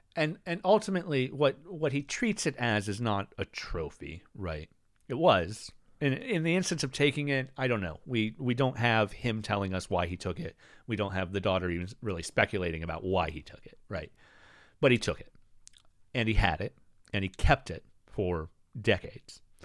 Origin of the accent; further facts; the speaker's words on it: United States; I grew up in America